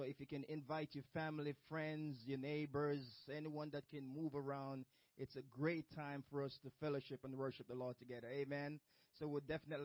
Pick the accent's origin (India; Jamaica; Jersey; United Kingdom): Jamaica; moved away; as a child growing up in Jamaica back in the days